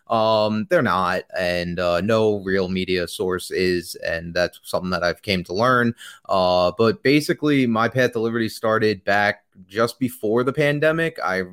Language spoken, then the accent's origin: English; New York, United States; Not today, but I am from New York.